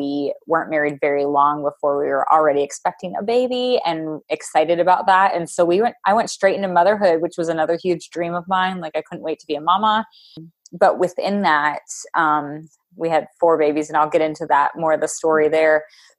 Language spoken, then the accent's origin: English; Pennsylvania, United States; moved away as an adult; now in Wisconsin, United States; I'm not even from Wisconsin. We live here now. I'm from Pennsylvania